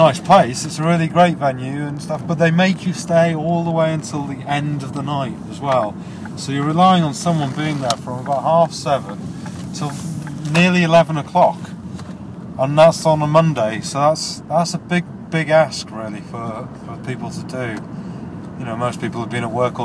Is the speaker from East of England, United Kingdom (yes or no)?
yes; St Albans, East of England, United Kingdom; my hometown of St. Albans